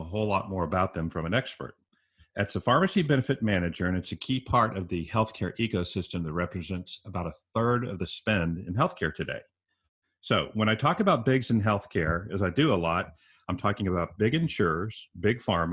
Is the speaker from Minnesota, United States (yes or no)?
no; San Antonio, Texas, United States; my hometown of San Antonio, Texas